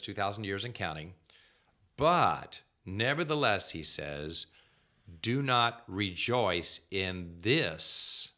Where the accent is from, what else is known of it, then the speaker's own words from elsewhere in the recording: United States; we as American Christians